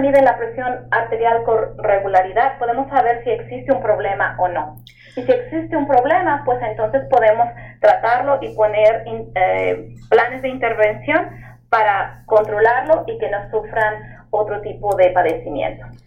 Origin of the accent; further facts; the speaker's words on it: Mexico City, Mexico; moved away as an adult; now in New York, United States; yo nací y crecí en la Ciudad de México